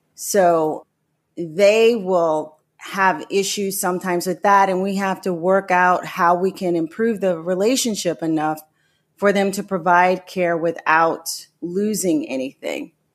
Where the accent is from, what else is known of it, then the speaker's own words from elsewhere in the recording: New Orleans, Louisiana, United States; moved away as an adult; also born or lived in Florida; I'm originally from New Orleans